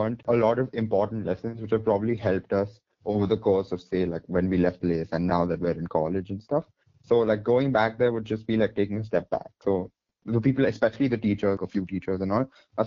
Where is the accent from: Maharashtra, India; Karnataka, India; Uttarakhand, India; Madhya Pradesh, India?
Karnataka, India; Bangalore; we grew up in Bangalore